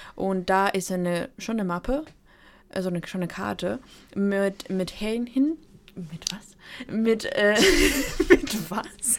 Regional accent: Ukraine; moved away; ich komme eigentlich nicht aus der Europäischen Union, ich komme aus der Ukraine

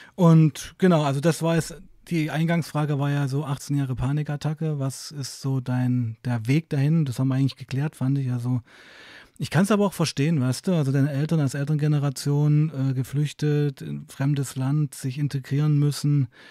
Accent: Weißenfels, Saxony-Anhalt, Germany; ich komme ja aus Weißenfels, das ist so eine Kleinstadt in Sachsen-Anhalt

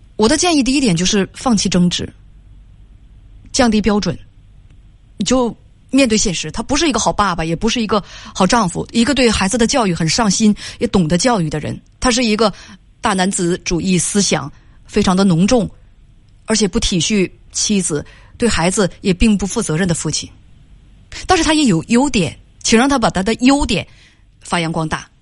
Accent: Northeast China, China; accent: Northeastern (Dongbei); 一定要用我们东北话来讲

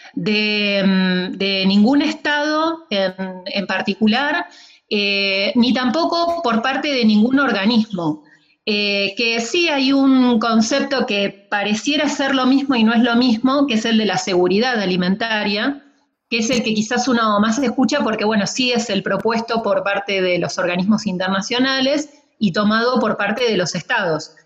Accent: Buenos Aires Province, Argentina; now in San Martín de los Andes, Argentina; nací en el conurbano bonaerense

